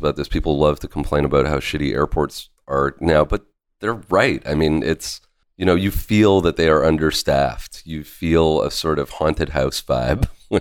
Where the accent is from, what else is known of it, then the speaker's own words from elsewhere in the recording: Pacific Northwest, United States; I grew up in the Pacific Northwest